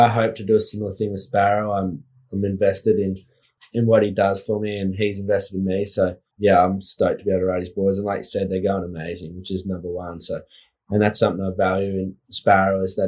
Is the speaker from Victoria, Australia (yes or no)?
no; Evans Head, New South Wales, Australia; also born or lived in Lismore / Woodburn; I've been born in Evans Head.